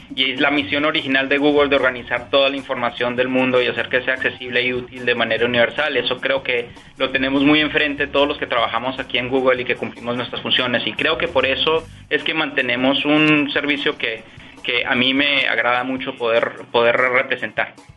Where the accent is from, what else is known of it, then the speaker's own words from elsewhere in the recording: Peru; moved away as an adult; also born or lived in Washington, D.C., United States; now in Ireland; Yo me crié en el Perú